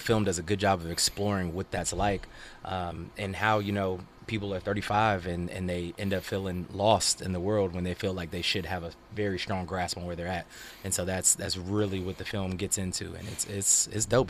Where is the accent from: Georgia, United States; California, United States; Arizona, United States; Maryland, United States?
Georgia, United States; also born or lived in Virginia; now in Los Angeles, United States; I moved here from Virginia, originally Georgia